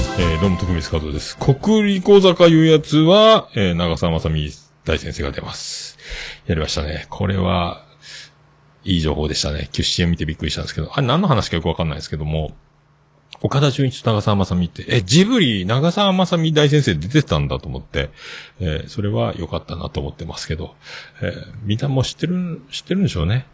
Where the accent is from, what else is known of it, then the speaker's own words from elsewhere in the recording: Kyushu, Japan; 僕、九州育ちなので